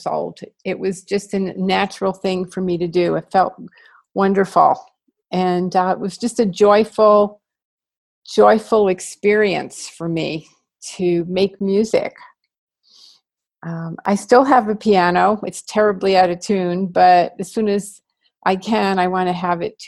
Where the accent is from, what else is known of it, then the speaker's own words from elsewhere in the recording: New York City, New York, United States; I grew up in New York City, which is where I was born.